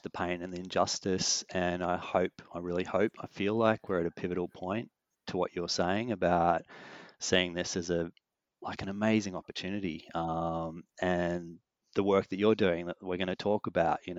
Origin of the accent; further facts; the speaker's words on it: North Coast, New South Wales, Australia; now in Sydney, Australia; I grew up on the North Coast